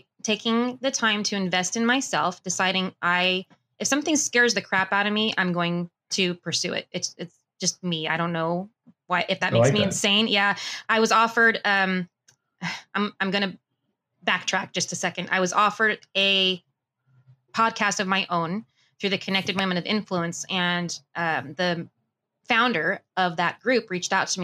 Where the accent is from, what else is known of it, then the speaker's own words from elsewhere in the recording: Burbank, California, United States; also born or lived in Las Vegas / Idaho; I was born and raised in Burbank